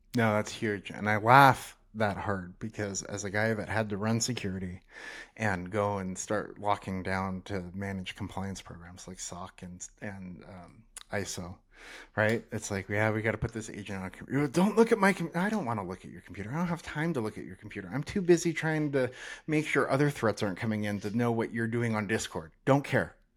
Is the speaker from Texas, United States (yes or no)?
no; North Idaho, United States; now in Salt Lake City, United States; I grew up in North Idaho